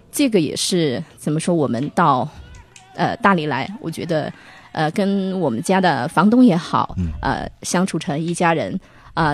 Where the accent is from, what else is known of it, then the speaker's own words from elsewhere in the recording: Hubei, China; moved away as an adult; now in Dali, China; 我是湖北人嘛